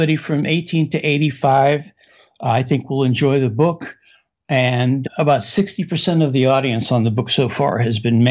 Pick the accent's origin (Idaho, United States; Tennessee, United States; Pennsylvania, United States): Pennsylvania, United States; Pittsburgh; also born or lived in Casablanca, Morocco; I was born in Casablanca, Morocco, and brought back to the U.S. as a five-year-old. And I grew up in Pittsburgh, Pennsylvania